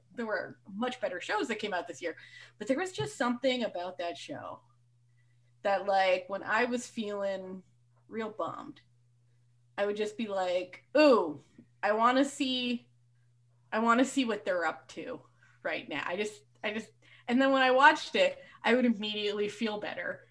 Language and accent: English; Canada; I'm from Canada